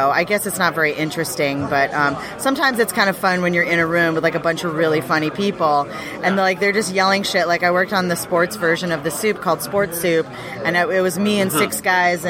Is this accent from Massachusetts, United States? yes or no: yes; Boston, Massachusetts, United States; now in Los Angeles, United States; I'm from Boston, so we love the Celtics